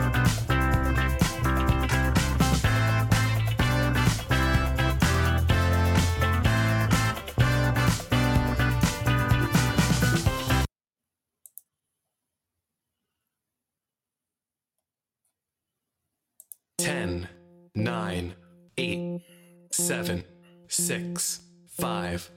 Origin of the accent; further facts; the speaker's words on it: Detroit, Michigan, United States; we grew up in Detroit